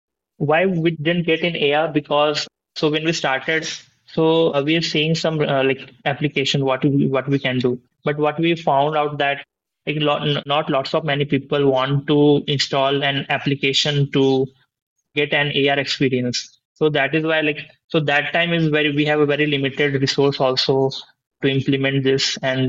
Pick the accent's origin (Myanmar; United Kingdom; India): India; I was born in India and lived in multiple cities here.